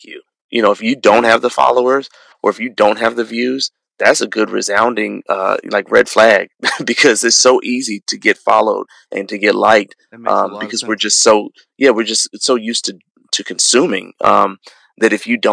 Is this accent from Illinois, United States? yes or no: yes; Chicago, Illinois, United States; I grew up in Chicago